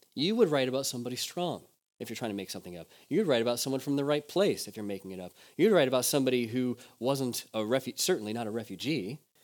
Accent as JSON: {"language": "English", "country": "United States", "moved": "yes", "said": "I'm just American"}